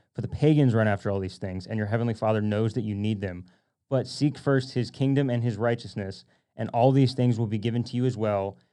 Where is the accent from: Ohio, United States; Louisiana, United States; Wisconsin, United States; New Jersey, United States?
Louisiana, United States; now in Dallas, United States; I'm from Louisiana.